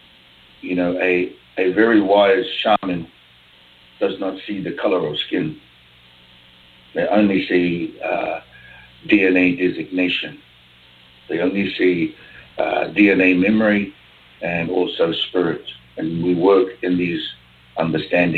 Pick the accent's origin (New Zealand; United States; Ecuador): New Zealand; I'm from New Zealand